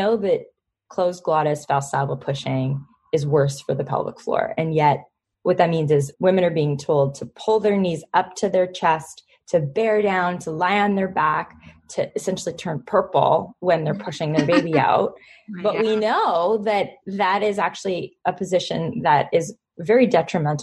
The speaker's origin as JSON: {"language": "English", "town": "Toronto", "region": "Ontario", "country": "Canada", "tie": "born or raised there", "said": "my hometown"}